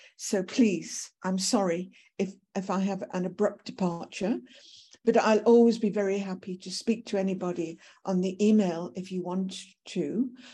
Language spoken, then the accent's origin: English; United Kingdom; moved away as an adult; now in South Africa; I originally came to South Africa, I'm British by birth